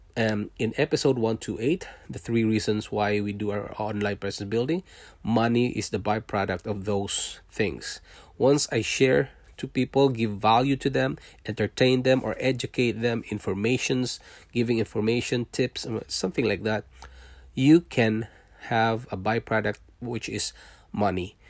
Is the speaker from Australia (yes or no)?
no; Philippines; moved away as an adult; also born or lived in Singapore; now in Canada